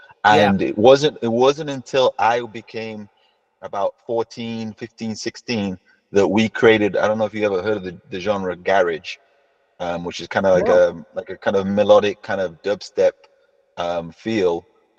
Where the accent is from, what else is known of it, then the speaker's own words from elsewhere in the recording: Tanzania; born there; also born or lived in Kuwait; I was born in Tanzania, and my dad's a doctor, I'm also, and then we moved to Kuwait actually first.